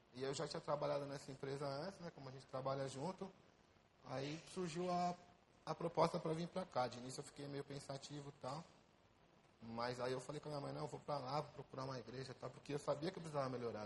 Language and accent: Portuguese; São Paulo, Brazil; moved away as an adult; now in Rio de Janeiro, Brazil; eu sou de São Paulo